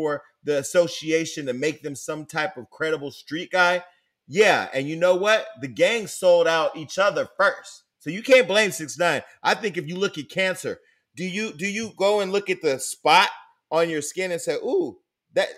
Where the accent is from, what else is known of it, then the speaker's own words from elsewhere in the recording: Stockton, California, United States; I come from Stockton.